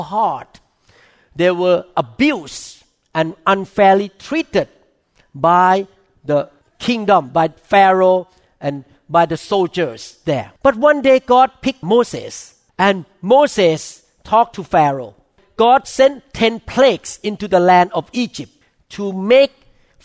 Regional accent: Thailand; English is a second language; now in United States; I came from Thailand

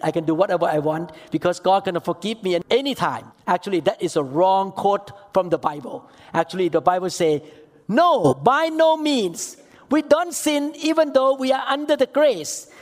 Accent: Thailand; I'm from Thailand

